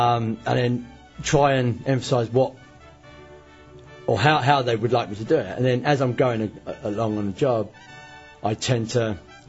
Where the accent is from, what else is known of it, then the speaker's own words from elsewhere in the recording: London, United Kingdom; now in Orlando, United States; Originally, I'm from London.